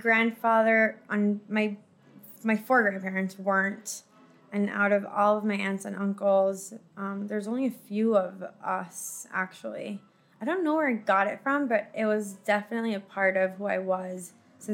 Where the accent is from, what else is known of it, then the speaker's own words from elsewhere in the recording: Caracas, Capital District, Venezuela; moved away as an adult; now in United States; I grew up in Caracas